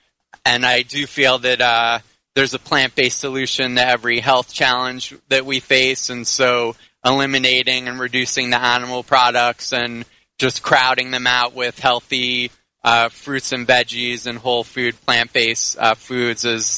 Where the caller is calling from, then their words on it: Miami, Florida, United States; Right now I'm in Miami.